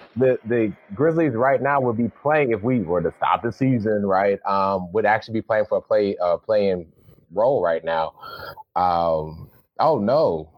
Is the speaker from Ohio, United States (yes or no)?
yes; Ohio, United States; moved away; I'm from Ohio.